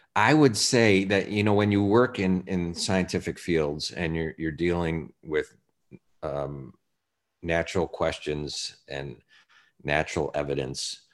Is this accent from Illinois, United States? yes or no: yes; Chicago, Illinois, United States; Chicago, my hometown